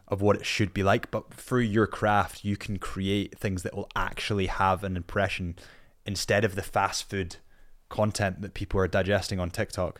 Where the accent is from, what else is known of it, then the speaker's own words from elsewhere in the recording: Scotland, United Kingdom; I'm a Scot